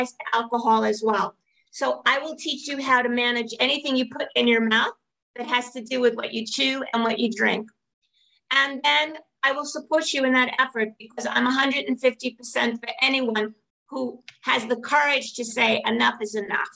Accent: New York City, New York, United States; I come from Brooklyn

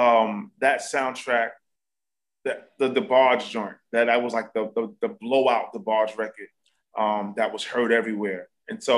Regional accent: New York City, New York, United States; being a kid growing up in Harlem

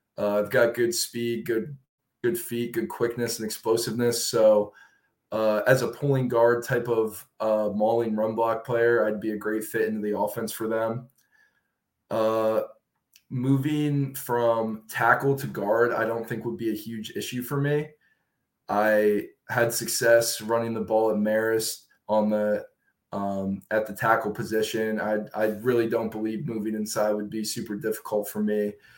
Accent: Williamsport, Pennsylvania, United States; I grew up in central Pennsylvania, a town called Williamsport

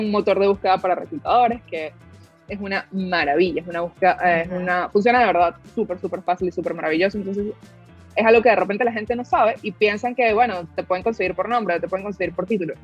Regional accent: Venezuela; soy de Venezuela

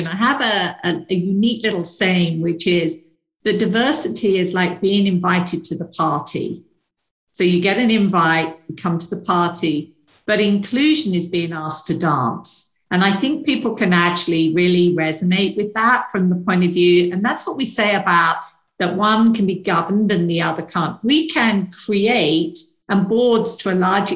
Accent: United Kingdom; moved away; probably tell from my accent, I'm from the UK originally

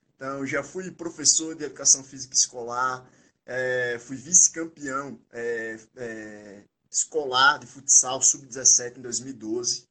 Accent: Aracaju, Sergipe, Brazil; moved away as an adult; now in São Paulo, Brazil; eu sou natural de Aracaju, Sergipe, né, onde fui formado, onde fui criado, onde vivi é, grande parte da minha vida.

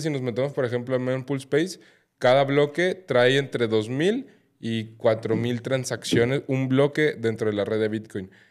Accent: Mexico; yo que soy mexicano

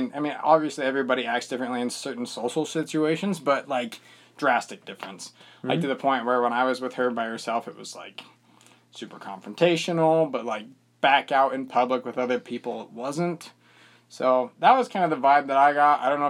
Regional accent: Bountiful, Utah, United States; I'm from Bountiful, the land of plenty.

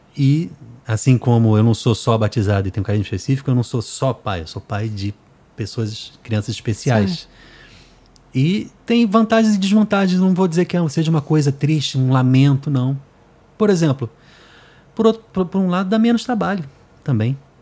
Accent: Rio de Janeiro, Brazil; moved away as an adult; now in Fortaleza, Brazil; eu sou do Rio.

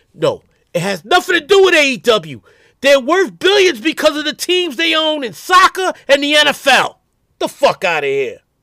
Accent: New York City, New York, United States; The South Bronx, where I grew up in the Millbrook Projects

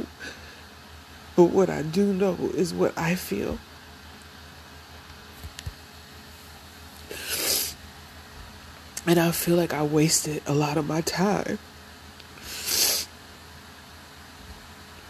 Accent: Ohio, United States; moved away; I'm originally from Ohio

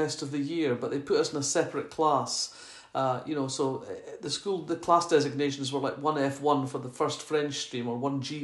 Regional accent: Fife, Scotland, United Kingdom; accent: Scottish; moved away as an adult; also born or lived in Oxford; growing up in Fife in the 1960s, we only had 3 vegetables

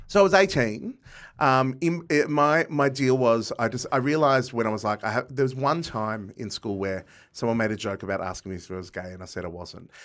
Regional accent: Box Hill, Victoria, Australia; I grew up in Box Hill

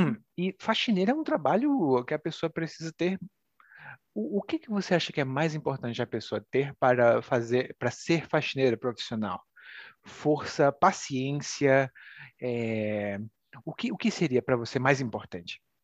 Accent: Brazil

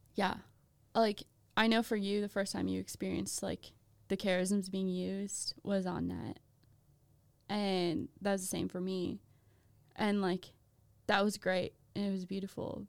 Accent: Minnesota, United States; I'm from Minnesota.

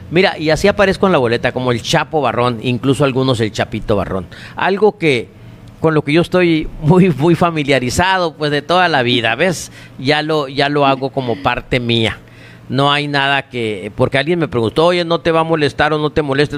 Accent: Navojoa, Sonora, Mexico; also born or lived in Álamos, Sonora; no nací aquí en Navojoa, yo nací en un rancho de Álamos, en el Sabino Álamos Sonora, pero de muy chicos nos trajo mi papá acá

